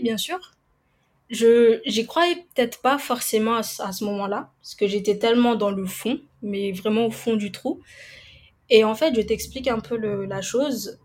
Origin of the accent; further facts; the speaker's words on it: Madagascar; now in Réunion, France; je suis originaire de Madagascar et je vis à La Réunion